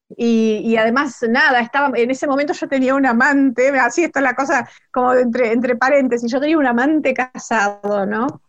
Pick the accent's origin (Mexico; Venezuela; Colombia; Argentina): Argentina; Rosario, Santa Fe; moved away as an adult; also born or lived in Barracas, Buenos Aires; now in Buenos Aires, Argentina; yo soy rosarina y, vivía en Rosario todavía. Eh, ahora vivo en Barracas